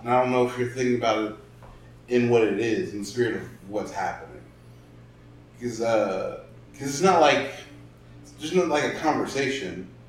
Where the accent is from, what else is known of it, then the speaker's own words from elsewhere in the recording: the South, United States; Well, well, we're all from the South, but like, if you're black, damn, like, that's what I'm saying.